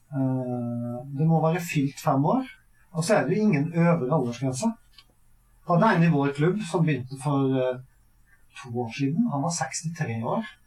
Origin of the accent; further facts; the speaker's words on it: Averøy, Møre og Romsdal, Norway; moved away as an adult; now in Sørlandet, Norway; Jeg kommer jo fra Averøy på Nordmøre.